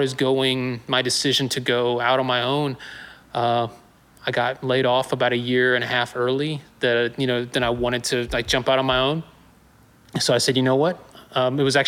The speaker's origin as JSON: {"language": "English", "town": "Newnan", "region": "Georgia", "country": "United States", "tie": "born or raised there", "also_born_or_lived": "Acworth, Georgia / Woodstock, Georgia", "said": "I'm originally from Noonan. I'm a Georgia boy"}